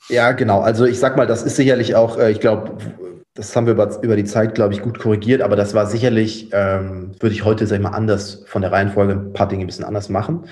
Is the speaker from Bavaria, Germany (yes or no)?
no; Cologne, North Rhine-Westphalia, Germany; ich bin tatsächlich in Köln geboren, aufgewachsen